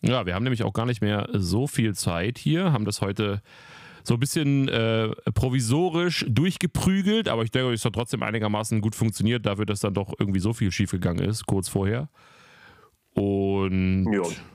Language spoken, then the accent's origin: German; near Weimar, Thuringia, Germany; moved away; Weimar, meine, meine alte Heimat fast